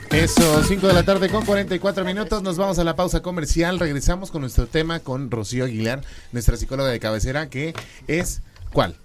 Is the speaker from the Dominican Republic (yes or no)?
no; Mexico; somos pocos los mexicanos que hemos llegado a, a Estados Unidos